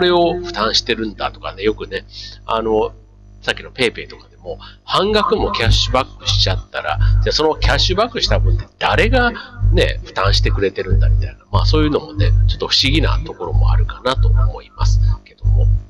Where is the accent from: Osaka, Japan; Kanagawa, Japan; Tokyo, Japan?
Osaka, Japan; moved away as an adult; 大阪、ね、実家があるところ